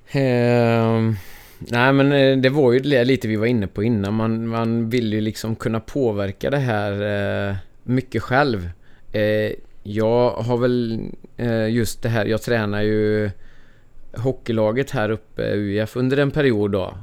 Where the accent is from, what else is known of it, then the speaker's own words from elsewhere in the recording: Ulricehamn, Västra Götaland, Sweden; Jag är född och uppvuxen här i Ulricehamn, eller en bit utanför